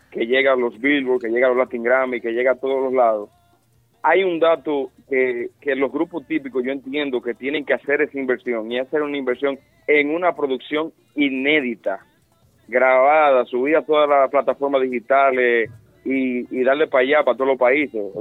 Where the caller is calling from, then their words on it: Santiago, Dominican Republic; desde Santiago.